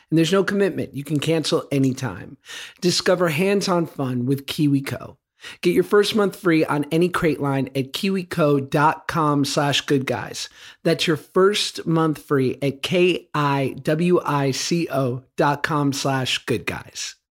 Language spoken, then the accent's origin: English; New York City, New York, United States; I grew up in Hell's Kitchen in New York on Tenth Avenue